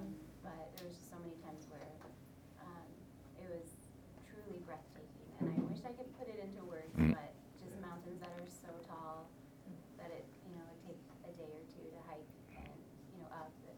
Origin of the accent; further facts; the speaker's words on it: Alaska, United States; moved away; I grew up in Alaska, and I've never seen anything so majestic as living in the valley. We had mountains 360.